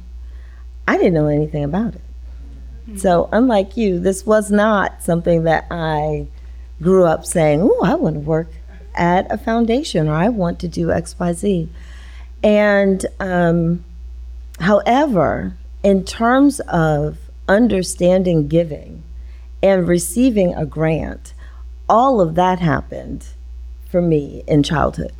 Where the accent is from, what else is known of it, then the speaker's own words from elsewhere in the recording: Pennsylvania, United States; moved away as an adult; also born or lived in Washington, D.C.; growing up in Pennsylvania